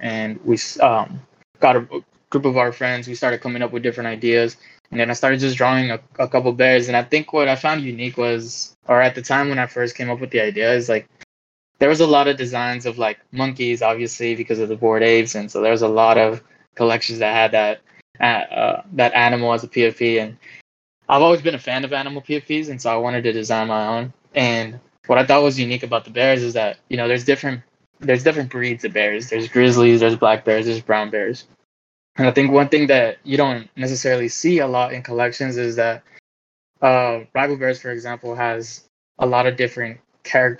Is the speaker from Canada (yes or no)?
no; Dallas, Texas, United States; I'm from Dallas, Texas